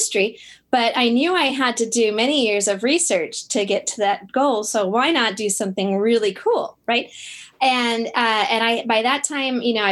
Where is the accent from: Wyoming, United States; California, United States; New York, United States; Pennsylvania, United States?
New York, United States; Buffalo; moved away as an adult; also born or lived in Geneva, New York; I was born in Buffalo, New York